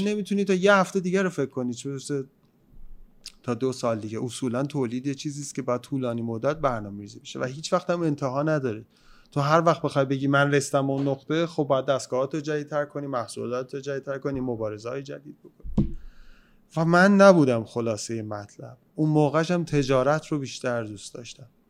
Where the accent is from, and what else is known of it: Iran